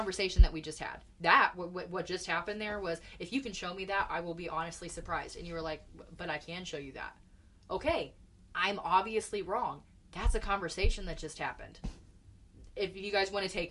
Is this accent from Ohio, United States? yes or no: no; Indianapolis, Indiana, United States; also born or lived in New Palestine, Indiana; I liked growing up in Indianapolis because of the diversity